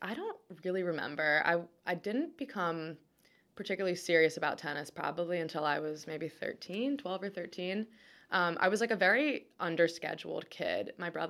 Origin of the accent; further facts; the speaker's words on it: Annapolis, Maryland, United States; And we grew up in Annapolis, and there just weren't a lot of kids who played competitive tennis in Annapolis.